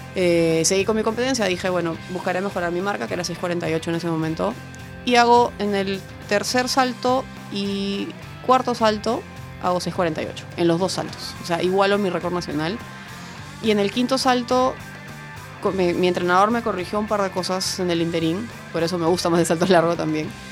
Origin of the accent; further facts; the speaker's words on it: Peru; aquí en mi país